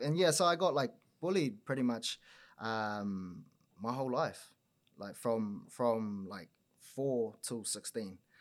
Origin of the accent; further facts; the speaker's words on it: Auckland, New Zealand; now in Wellington, New Zealand; born and raised on the north shore of Auckland